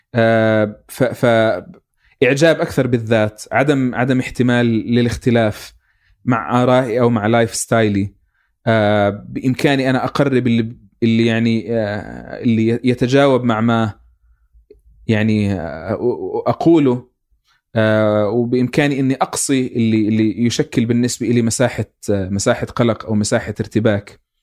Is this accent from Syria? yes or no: no; Palestine; كفلسطيني اكون واعي